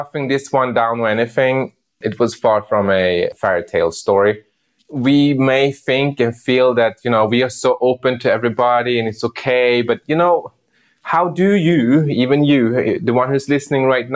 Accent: Sweden; I grew up in Sweden

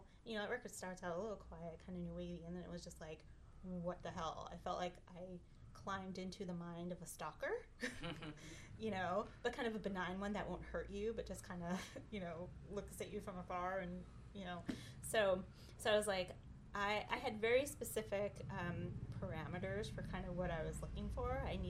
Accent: New York, United States; I grew up in the New York hardcore scene and punk scene

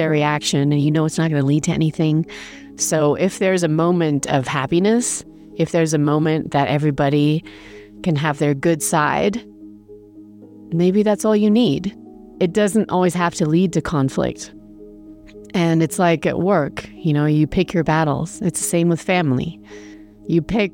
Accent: England, United Kingdom; also born or lived in Germany; I grew up in England

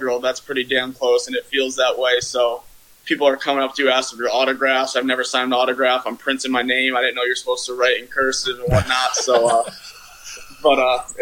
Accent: Shelton, Connecticut, United States; I am from Shelton, Connecticut

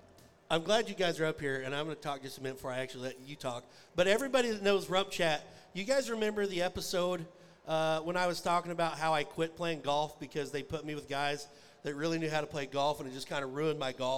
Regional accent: Ponca City, Oklahoma, United States; today, from Ponca City, Oklahoma, my hometown.

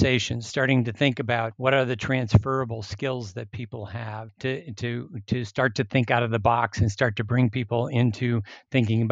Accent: Minnesota, United States; I grew up in Minnesota

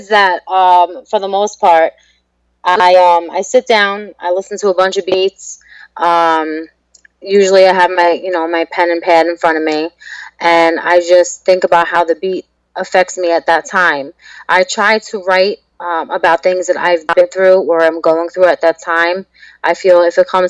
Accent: New York, United States; now in Pennsylvania, United States; I'm originally from New York, and now I'm living in PA, about an hour and a half outside the city

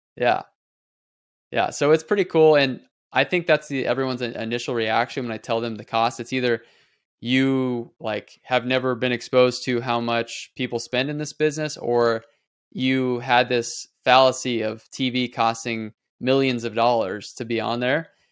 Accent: Nebraska, United States; moved away as an adult; now in Las Vegas, United States; I moved here three years ago from Nebraska. Um, that's where I'm born and raised

